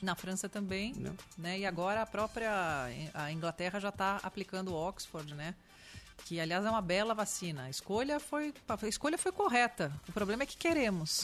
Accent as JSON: {"language": "Portuguese", "region": "São Paulo", "country": "Brazil", "tie": "born or raised there", "said": "sou paulistana da gema, né? uhum. né? Aquela coisa, nasce em São Paulo"}